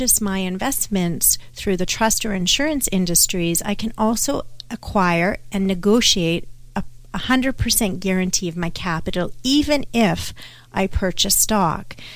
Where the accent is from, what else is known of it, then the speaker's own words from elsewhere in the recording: Canada; I'm Canadian